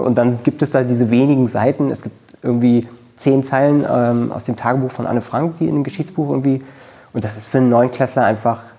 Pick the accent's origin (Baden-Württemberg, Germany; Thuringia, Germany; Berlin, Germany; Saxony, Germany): Berlin, Germany; Ich bin in Köpenick zur Schule gegangen. Ähm, ich bin auch äh, in Köpenick geboren